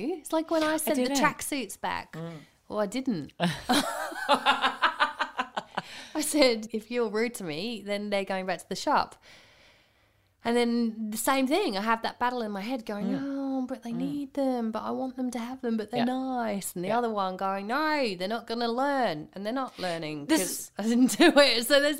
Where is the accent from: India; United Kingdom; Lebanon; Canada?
United Kingdom; England; I'm the English person.